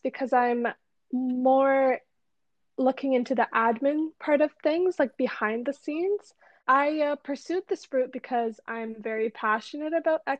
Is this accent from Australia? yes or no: no; Toronto, Ontario, Canada; I was born and raised in Toronto, Canada